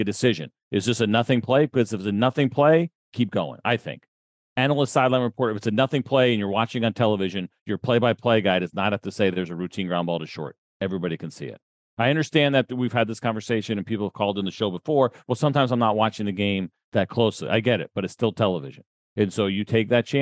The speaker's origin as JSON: {"language": "English", "country": "United States", "said": "I'm American"}